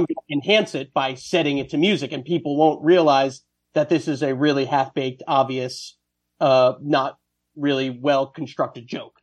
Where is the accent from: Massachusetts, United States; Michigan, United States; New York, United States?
New York, United States; Westchester County; also born or lived in Ohio; now in New York City, United States; I grew up in Westchester County